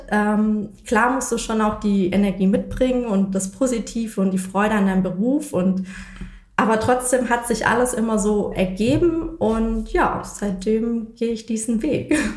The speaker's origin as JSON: {"language": "German", "town": "Reutlingen", "region": "Baden-Württemberg", "country": "Germany", "said": "also ich komme aus Reutlingen und bin dann zurück"}